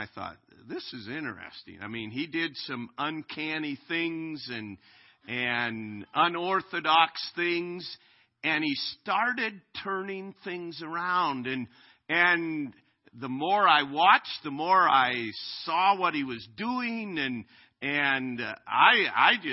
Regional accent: Minnesota, United States; now in Chariton, United States; I am a Minnesota Twins fan growing up in Minnesota

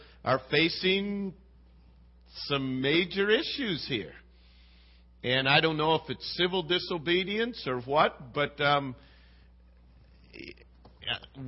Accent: United States; I'm an American.

